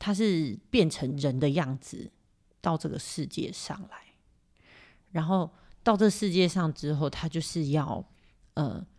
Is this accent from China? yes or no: no; Taiwan; born there; 所以其实我也很很感谢神，我就生在台湾呢。